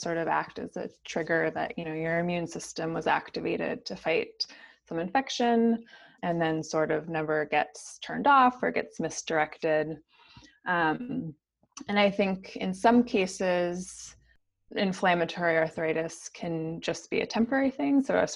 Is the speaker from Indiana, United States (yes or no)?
no; St. Paul, Minnesota, United States; I grew up in St. Paul, Minnesota